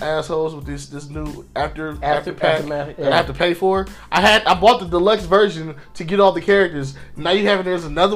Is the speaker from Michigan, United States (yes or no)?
yes; Inkster, Michigan, United States; also born or lived in Ypsilanti, Michigan; I grew up in Inkster